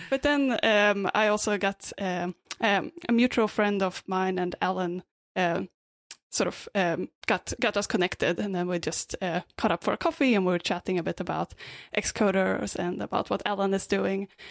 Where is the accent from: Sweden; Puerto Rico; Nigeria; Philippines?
Sweden; also born or lived in Australia; now in Vancouver, Canada; I'm originally from Sweden, uh, but I lived in Australia a bit before this, and now I'm in Vancouver.